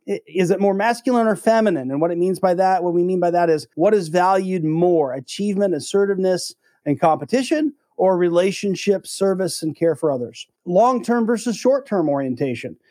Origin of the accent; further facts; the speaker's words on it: United States; as an American